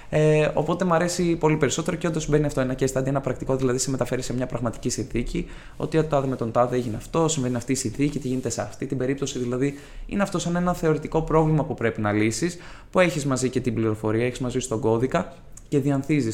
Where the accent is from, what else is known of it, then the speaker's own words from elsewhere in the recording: Ioannina, Epirus, Greece; moved away as an adult; now in Athens, Greece; μια πόλη σίγουρα μικρότερη τη Αθήνα, α πούμε, που κατάγομαι, από τα Γιάννενα